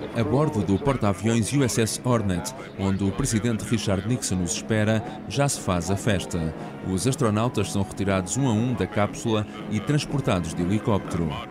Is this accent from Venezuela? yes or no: no; Amor, Leiria District, Portugal; Em Amor, a minha aldeia Leiria